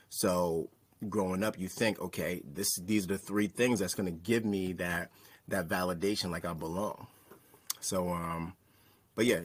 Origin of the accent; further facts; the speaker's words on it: New York City, New York, United States; I was born and raised in New York. Um, I was raised in Staten Island, New York. Um, so called Park Hill. Uh, if you're familiar with … Shaolin, that's where I grew up. Um, it was an underprivileged area. Um, I grew up to immigrant parents